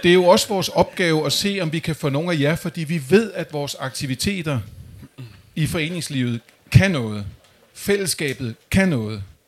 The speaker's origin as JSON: {"language": "Danish", "area": "Amager", "region": "Capital Region of Denmark", "country": "Denmark", "said": "Jeg kommer selv fra Amager"}